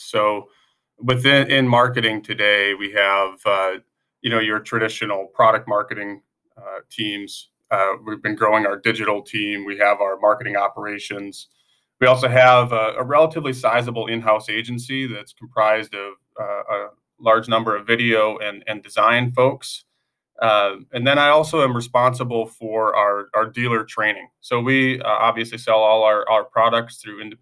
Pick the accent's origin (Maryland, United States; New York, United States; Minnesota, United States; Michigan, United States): Minnesota, United States; Northwest; moved away as an adult; now in Pella, United States; I'm from a town of 200 people originally in Northwest Minnesota